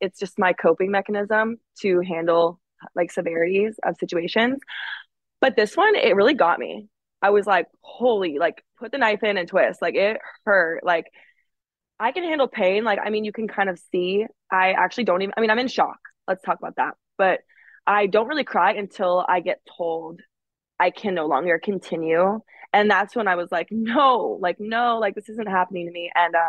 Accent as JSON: {"language": "English", "region": "Alaska", "country": "United States", "said": "I'm from Alaska back home. We will go fishing."}